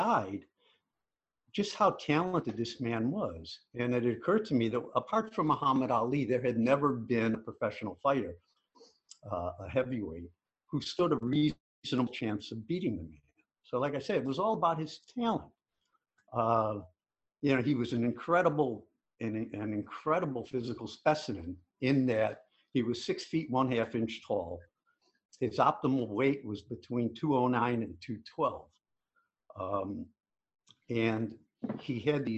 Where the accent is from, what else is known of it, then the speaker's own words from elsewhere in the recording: Chicago, Illinois, United States; I grew up in Chicago